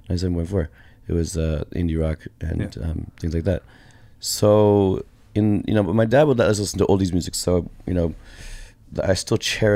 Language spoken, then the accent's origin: English; Portland, Oregon, United States; I grew up in just outside of Portland, Oregon.